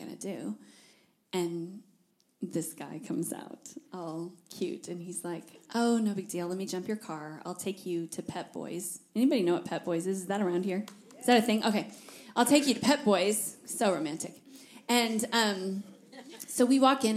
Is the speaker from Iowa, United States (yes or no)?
yes; Iowa, United States; moved away as an adult; also born or lived in Fort Worth, Texas; now in Tennessee, United States; I was from Iowa